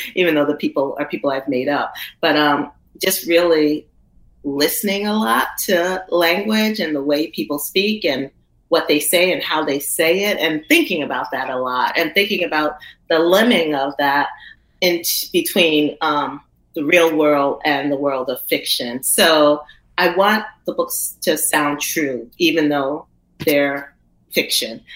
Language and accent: English; the South, United States; I come from the South, and and the Southern storytelling is just what it is